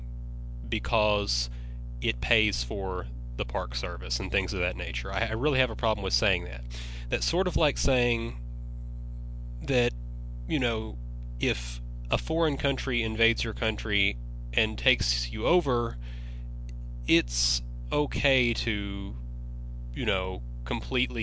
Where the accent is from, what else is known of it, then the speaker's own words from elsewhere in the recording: Western Kentucky, United States; I grew up in Western Kentucky